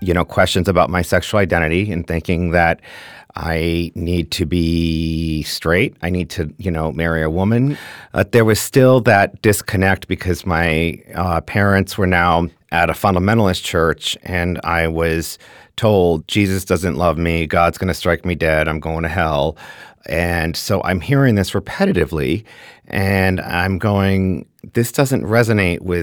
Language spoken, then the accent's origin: English; Glastonbury, Connecticut, United States; I'm from Glastonbury, Connecticut.